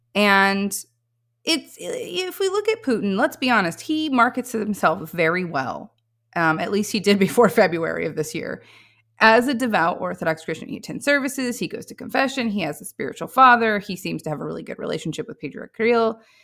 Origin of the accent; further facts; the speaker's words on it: Missouri Ozarks, United States; I come from the Missouri Ozarks